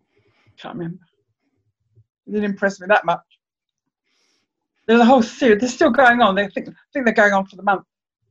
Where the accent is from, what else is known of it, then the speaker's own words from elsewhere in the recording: London, United Kingdom; I'm from East London.